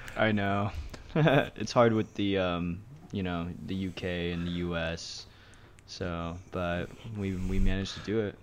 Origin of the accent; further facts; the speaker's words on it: Santa Rosa, California, United States; moved away as an adult; now in Los Angeles, United States; way up north, so it's, it's a little pocket called Santa Rosa